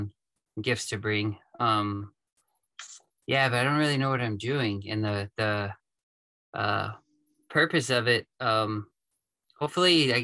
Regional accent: East Tennessee, United States; also born or lived in Florida; I was born in Florida, lived there till I was probably 8, and we moved up to East Tennessee. That's where I'm at now, just north of Chattanooga.

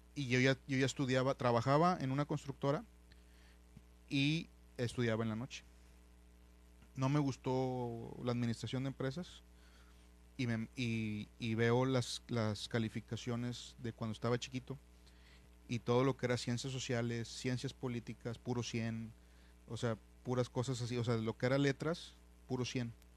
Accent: San Nicolás de los Garza, Nuevo León, Mexico; also born or lived in Monterrey; me crié y, nací y crecí en, en San Nicolás de los Garza junto con los Ramones Nuevo León.

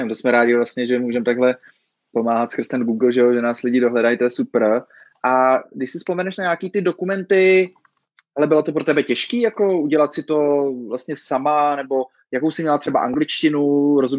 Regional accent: Děčín, Ústí nad Labem Region, Czechia; No, my jsme z Děčína, takže to tam jako ze severu trošku známe, ten most.

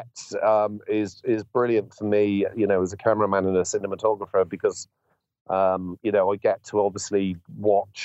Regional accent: Bristol, South West England, United Kingdom; my hometown of Bristol

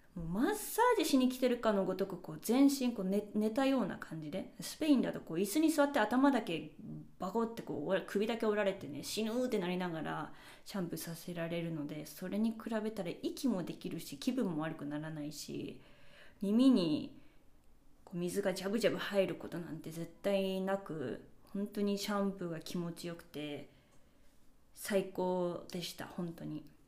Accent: Japan; first language Japanese; moved away; 日本語で自分の母語

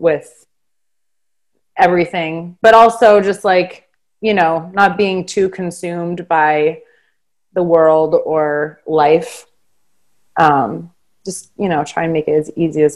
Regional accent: Boston, Massachusetts, United States; moved away as an adult; also born or lived in New York; now in St. Louis, United States; I was born and raised in Boston, Massachusetts

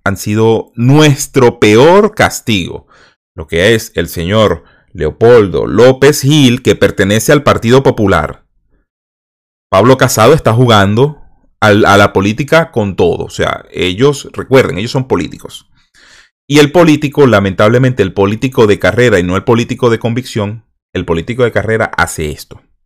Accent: Venezuela; moved away; venezolanos que salimos de Venezuela

